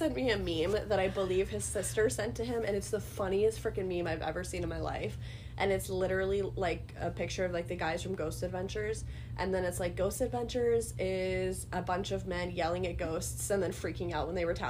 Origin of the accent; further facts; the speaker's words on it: Minnesota, United States; also born or lived in Oregon; I'm from a small town in Minnesota, and then I'm also now from the cities in Minnesota.